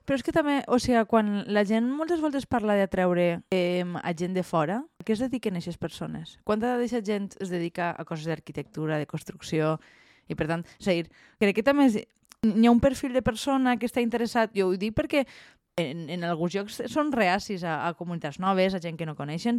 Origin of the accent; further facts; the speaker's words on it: Valencian-speaking village, Valencian Community, Spain; en el meu poble n'hi hagi tants estrangers i que no sàpiguen parlar valencià